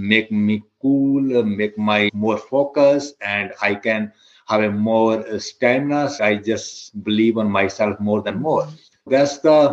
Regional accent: India; moved away as an adult; now in United States; I'm from India. When I came, we moved from India, I believe it's 2007 in the US.

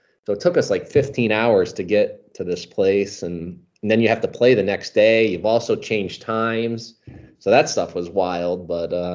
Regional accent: Albany, New York, United States; Albany, my hometown

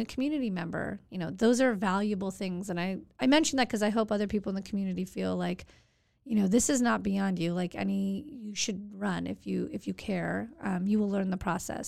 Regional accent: Santa Monica, California, United States; Nineteen seventy-nine, born and raised in Santa Monica

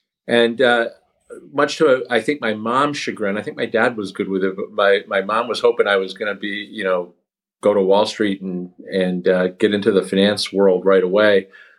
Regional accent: Rochester, New York, United States; moved away as an adult; also born or lived in Washington, D.C. / New Haven; So I lived in New Haven for a couple of years. And then we went to Rochester, New York, which is where I grew up for most of my childhood and early teenage years. I ended up at Dartmouth College

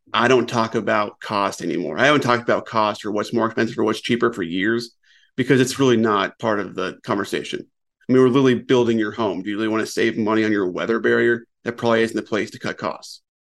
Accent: Colorado, United States; moved away as an adult; also born or lived in West Coast; now in South Carolina, United States; I was actually born and raised in Colorado

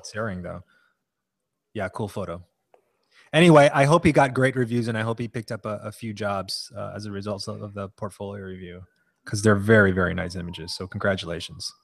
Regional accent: Hawaii, United States; moved away; also born or lived in New Haven; I'm from Hawaii

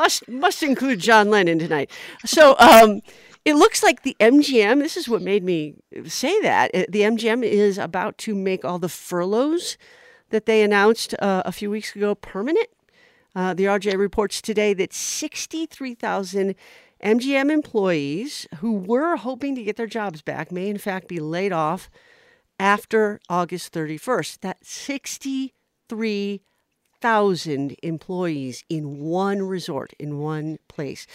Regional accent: Las Vegas, Nevada, United States; the city that I grew up in here in Las Vegas

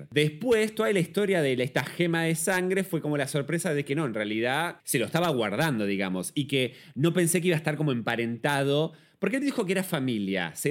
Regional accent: Mexico; Yo pensaba, siendo mexicano, estar haciendo un poco de también homenaje a esta cosa de muy coco la película Coco

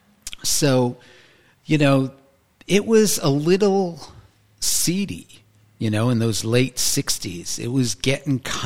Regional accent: Montclair, New Jersey, United States; also born or lived in Point Pleasant Beach, New Jersey; I was born in Montclair, New Jersey

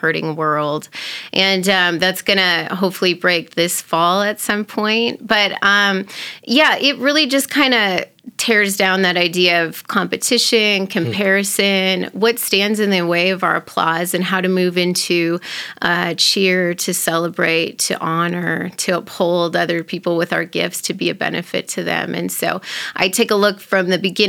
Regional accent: North Dakota, United States; now in Billings, United States; Originally, I'm from North Dakota, came to Billings with a girlfriend

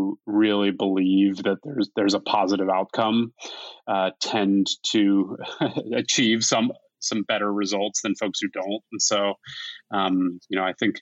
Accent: Philadelphia, Pennsylvania, United States; we were born and raised in Philadelphia

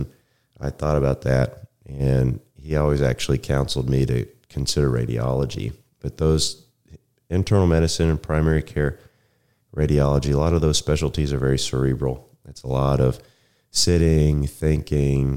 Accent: Denton, Texas, United States; also born or lived in Rockwall, Texas; I'm from the area. I grew up in Denton.

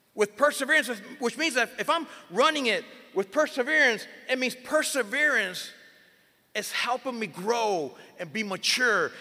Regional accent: Miami, Florida, United States; also born or lived in Puerto Rico; I am originally born and raised in Miami.

